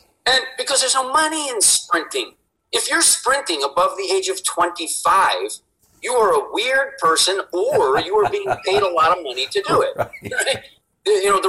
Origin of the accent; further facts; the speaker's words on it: East Coast, United States; I grew up on the East Coast.